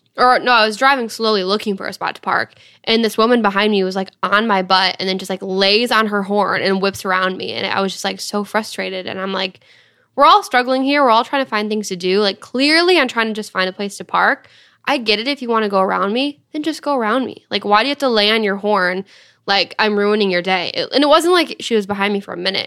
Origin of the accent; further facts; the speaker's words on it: Dryden, Michigan, United States; I was coming from Dryden, where we both grew up.